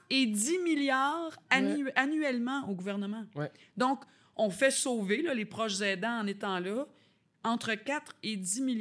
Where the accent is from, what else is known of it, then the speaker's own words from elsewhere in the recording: Haiti; Et je suis haïtienne. Et nous, chez nous, on ne demande pas de l'aide.